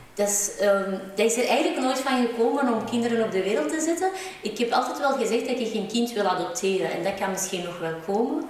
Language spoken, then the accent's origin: Dutch; Antwerp, Flanders, Belgium; Ik ben geboren in Antwerpen